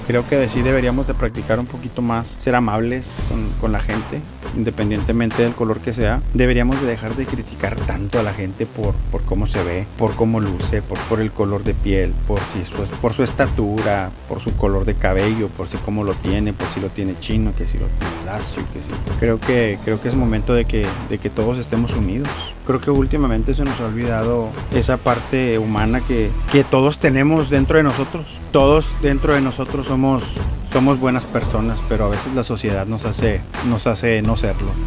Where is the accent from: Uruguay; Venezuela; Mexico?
Mexico; now in United States; yo también soy mexicano